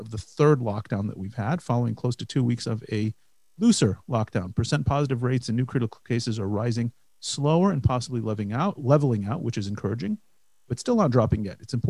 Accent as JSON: {"language": "English", "region": "northern Indiana", "country": "United States", "tie": "born or raised there", "moved": "yes", "lives_now": "Rehovot, Israel", "said": "I grew up in northern Indiana"}